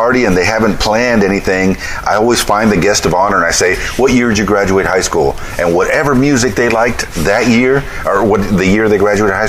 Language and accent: English; Miami, Florida, United States; moved away as an adult; also born or lived in Key Largo, Florida; now in Conway, United States; I'm a big city boy. I'm from Miami, born and raised, but I did spend a lot of time in the Keys, Key Largo